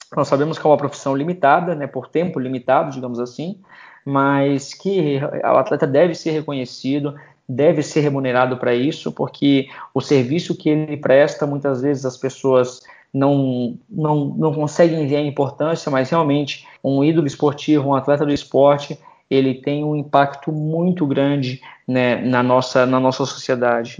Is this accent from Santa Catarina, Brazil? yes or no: yes; Florianópolis, Santa Catarina, Brazil; Eu sou lá de Floripa